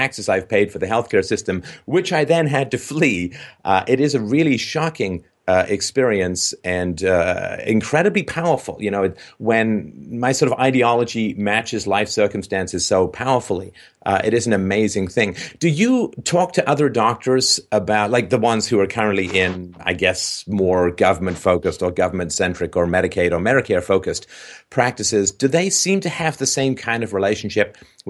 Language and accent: English; England, United Kingdom; moved away; I grew up in England